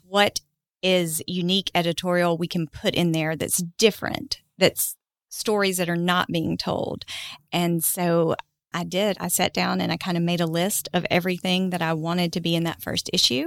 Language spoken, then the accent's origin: English; Huntsville, Alabama, United States; also born or lived in New Hope, Alabama; I grew up in Huntsville